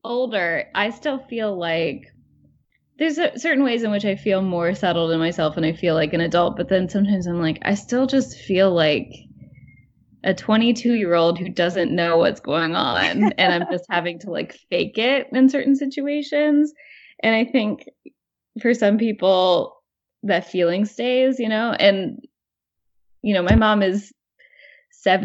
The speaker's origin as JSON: {"language": "English", "town": "Ross", "region": "Ohio", "country": "United States", "tie": "born or raised there", "moved": "as an adult", "lives_now": "New York City, United States", "said": "growing up in Ross, Ohio"}